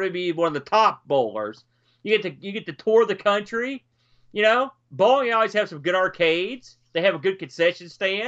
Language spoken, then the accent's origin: English; New Jersey, United States; I'm from the Jersey Shore, Boat.